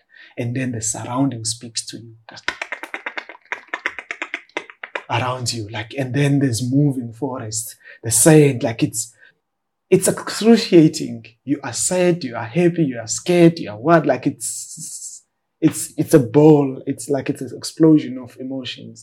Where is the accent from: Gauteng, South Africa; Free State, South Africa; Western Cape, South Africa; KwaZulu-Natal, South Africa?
Western Cape, South Africa; Cape Town; after we moved from the Eastern Cape, we moved to Khayelitsha, a township in Cape Town. And that's where like I pursued my schooling while navigating the challenges of growing up in informal settlements